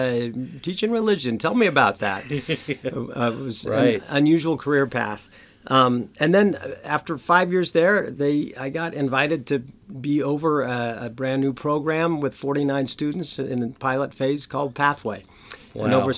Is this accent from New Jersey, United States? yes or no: no; Auburn, Washington, United States; moved away as an adult; also born or lived in Idaho; my hometown of Auburn, Washington